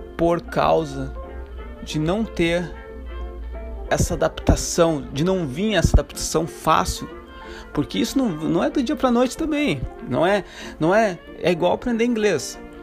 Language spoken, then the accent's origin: Portuguese; Santa Catarina, Brazil; moved away; also born or lived in Africa; Eu sou de Santa Catarina